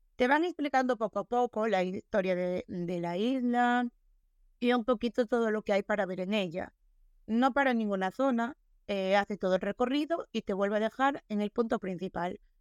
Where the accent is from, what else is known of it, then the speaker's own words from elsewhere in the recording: Galicia, Spain; first language Galician; yo soy gallega